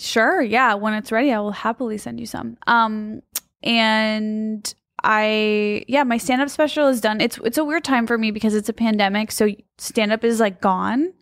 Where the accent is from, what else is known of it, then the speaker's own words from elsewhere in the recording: Midwest, United States; I'm from the Midwest